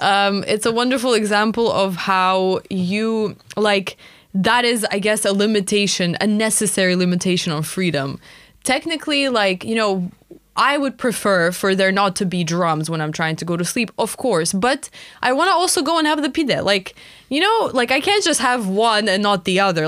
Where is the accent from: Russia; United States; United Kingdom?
Russia; moved away; when I was growing up in Russia, it was just so normal to, like, know all of our neighbors